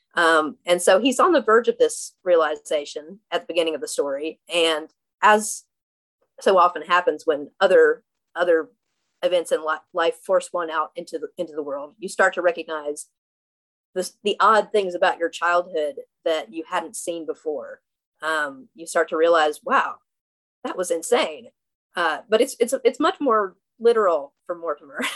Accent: Southwest Virginia, United States; now in Brooklyn, United States; I'm from Southwest Virginia

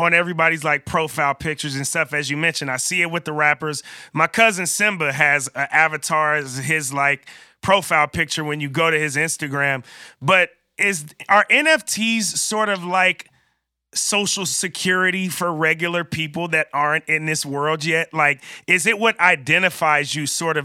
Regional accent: Bay Area, California, United States; I'm from the Bay Area. I'm so close to Silicon Valley.

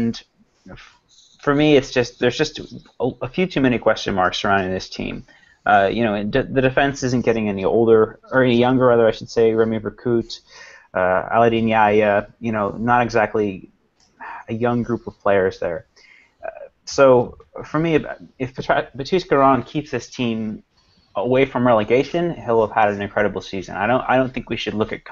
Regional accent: United States; being an American, okay, being from the States

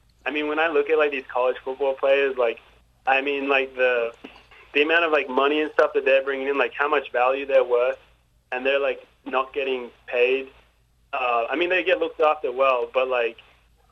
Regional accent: Australia; accent: Australian; moved away as an adult; now in United States; as an Australian, the most annoying thing is if someone mistakes our accent for being a British accent.

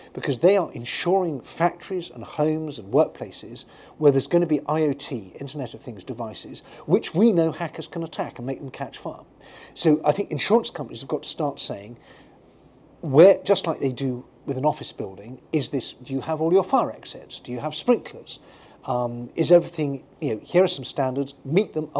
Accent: United Kingdom; When I grew up in Britain

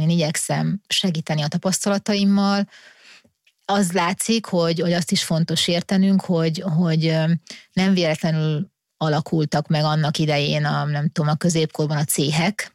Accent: Hungary; magyarok vagyunk

